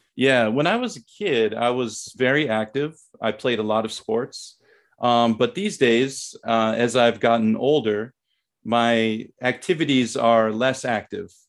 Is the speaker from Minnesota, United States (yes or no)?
yes; Saint Paul, Minnesota, United States; moved away as an adult; also born or lived in Thailand; now in South Korea; I grew up in Saint Paul, Minnesota, which is, uh, the capital of Minnesota.